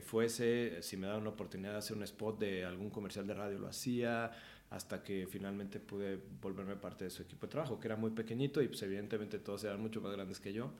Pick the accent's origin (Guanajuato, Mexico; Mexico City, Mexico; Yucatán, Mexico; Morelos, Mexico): Mexico City, Mexico; Nací aquí en la Ciudad de México